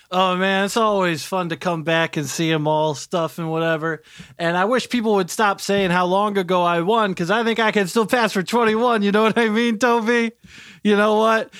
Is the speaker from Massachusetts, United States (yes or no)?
no; Dayton, Ohio, United States; I'm from Dayto-, uh, Dayton